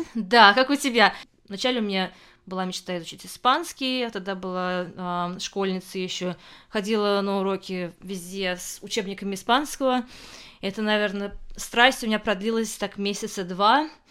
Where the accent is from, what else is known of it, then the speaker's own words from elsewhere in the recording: Kazan, Tatarstan, Russia; moved away as an adult; also born or lived in Moscow, Russia; now in England, United Kingdom; Я родилась и выросла в Казани